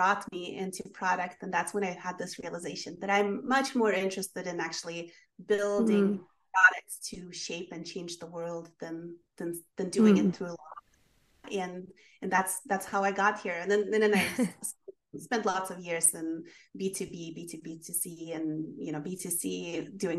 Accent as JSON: {"language": "English", "country": "Sweden", "tie": "born or raised there", "also_born_or_lived": "London, United Kingdom / Dublin, Ireland", "moved": "as an adult", "lives_now": "United States", "said": "I grew up in Sweden and ended up going to college in London and then living in Dublin, Ireland for a while"}